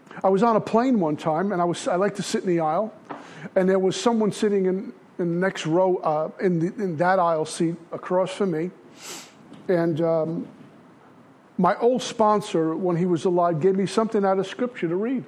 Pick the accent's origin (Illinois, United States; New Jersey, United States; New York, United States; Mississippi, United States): New York, United States; New York City; I grew up in Brooklyn.